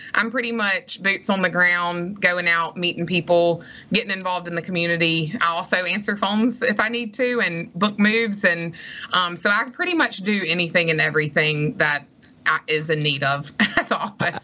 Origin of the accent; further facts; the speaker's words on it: Madison, Mississippi, United States; moved away as an adult; also born or lived in Starkville, Mississippi; now in Gulfport, United States; I loved growing up in Madison